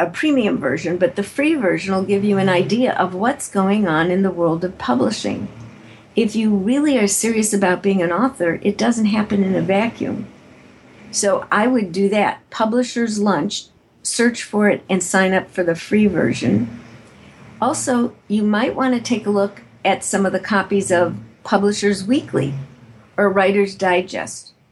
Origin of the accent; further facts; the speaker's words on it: Chicago, Illinois, United States; moved away; also born or lived in San Francisco; I'm originally from Chicago, Illinois